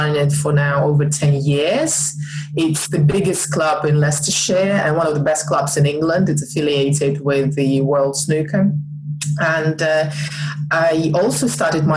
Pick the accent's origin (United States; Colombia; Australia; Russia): Russia; moved away as an adult; I'm from Russia originally. I've lived now here for just over 10 years